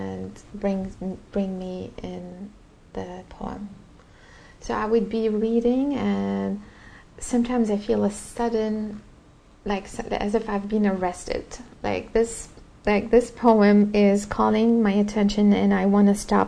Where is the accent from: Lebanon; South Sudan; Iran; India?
Lebanon; English is a second language; moved away; growing up in Lebanon